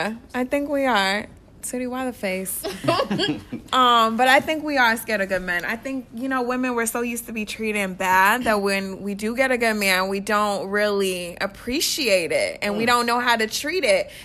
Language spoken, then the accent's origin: English; New York, United States; now in Orlando, United States; I'm originally from New York as well, and I've been living here for, like, 14 years.